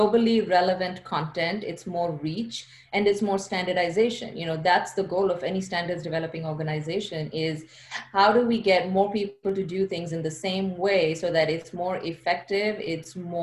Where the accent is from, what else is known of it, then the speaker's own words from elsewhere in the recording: India; moved away as an adult; also born or lived in China; now in United States; So I'm from India. I grew up in India. I came to the US for graduate school, but I grew up in India.